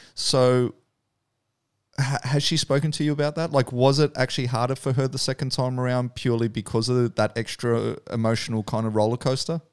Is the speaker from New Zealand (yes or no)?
yes; New Zealand; also born or lived in New South Wales; now in Australia; growing up in New Zealand